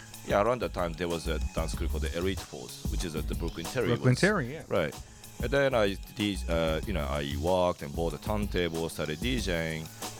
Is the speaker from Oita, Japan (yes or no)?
yes; Kyushu, Oita, Japan; English is a second language; moved away as an adult; now in Tokyo, Japan; Oita, Kyushu.